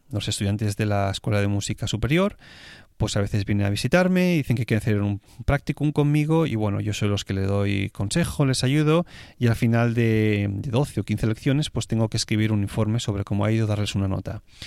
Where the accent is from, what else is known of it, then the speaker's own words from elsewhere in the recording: Spain; moved away as an adult; now in Switzerland; español viviendo en Suiza